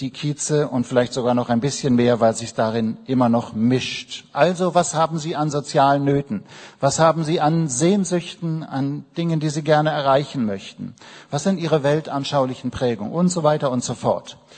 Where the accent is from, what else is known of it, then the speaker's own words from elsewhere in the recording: Berlin, Germany; auch wenn wir uns manchmal ein bisschen sperren als Berliner